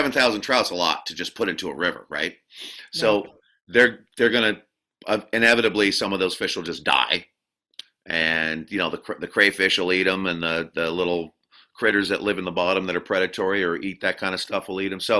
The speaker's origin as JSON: {"language": "English", "town": "Barnard", "region": "Vermont", "country": "United States", "tie": "born or raised there", "also_born_or_lived": "Randolph, Vermont", "said": "I was born in Randolph, and I grew up in a town called Barnard, which is a little town kind of north of Woodstock, Vermont"}